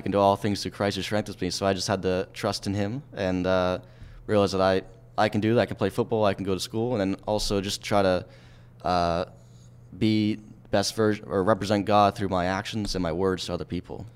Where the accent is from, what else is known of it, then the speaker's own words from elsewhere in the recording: Lancaster, Pennsylvania, United States; moved away as an adult; now in Philadelphia, United States; my hometown area